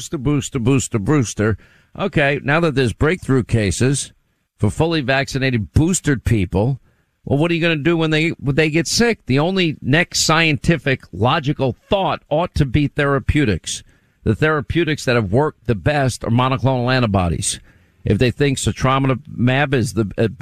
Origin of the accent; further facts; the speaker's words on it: New York, United States; I was born in New York